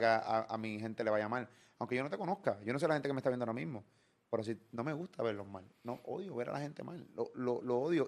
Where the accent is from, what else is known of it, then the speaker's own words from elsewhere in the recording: Puerto Rico; Yo quiero morir en mi tierra